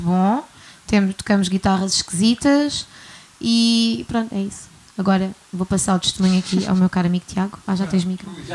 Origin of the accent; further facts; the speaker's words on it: Guimarães, Norte, Portugal; now in Algarve, Portugal; sou de Guimarães, mas estou no Algarve há algum tempo